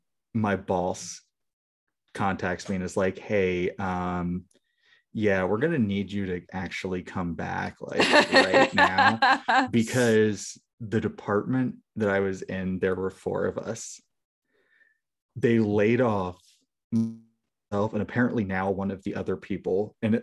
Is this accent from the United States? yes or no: yes; United States; Hi, I'm American.